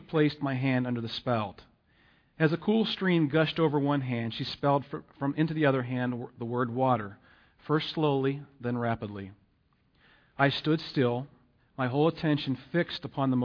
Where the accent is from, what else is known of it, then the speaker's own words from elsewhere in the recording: Pittsburgh, Pennsylvania, United States; moved away; I'm originally from the Pittsburgh area